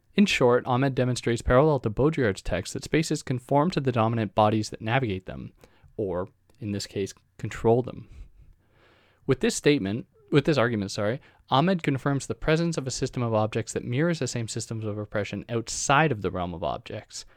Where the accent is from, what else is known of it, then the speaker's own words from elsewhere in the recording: Canada; I'm a Canadian graduate student